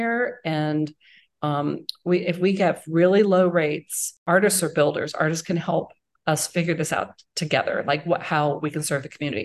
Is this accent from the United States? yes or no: yes; East Coast, United States; now in Indianapolis, United States; I'm from the East Coast.